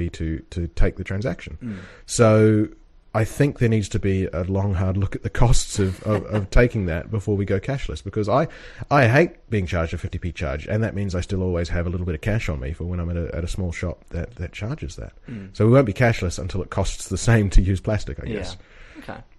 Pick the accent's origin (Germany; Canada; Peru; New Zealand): New Zealand; now in United Kingdom; we're both from New Zealand